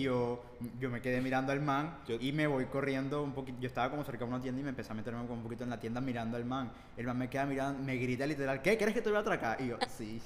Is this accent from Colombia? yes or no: yes; Barranquilla, Atlántico, Colombia; yo sí soy de Barranquilla